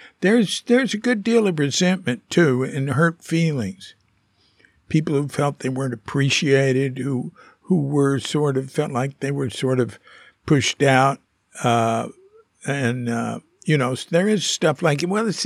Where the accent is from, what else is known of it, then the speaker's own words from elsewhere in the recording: Fort Worth, Texas, United States; I'm from Fort Worth